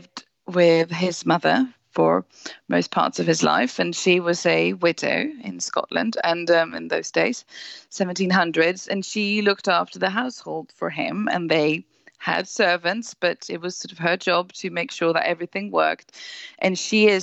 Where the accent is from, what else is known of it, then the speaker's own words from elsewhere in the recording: Sweden; now in England, United Kingdom; I live in England and work from there as a journalist, but I'm originally from Sweden